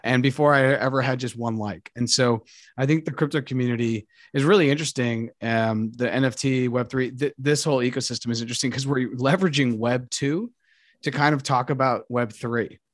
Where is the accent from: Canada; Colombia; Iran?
Colombia; moved away; I speak Spanish and I'm from Colombia